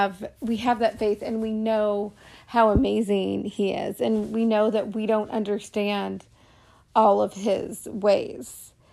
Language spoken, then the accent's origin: English; Portland, Oregon, United States; also born or lived in New York / California / Canada; I was born in New York. I lived in different parts of New York and in California, and well, before California, at Canada, and then California, and Portland, Oregon is where I spent most of my growing up years.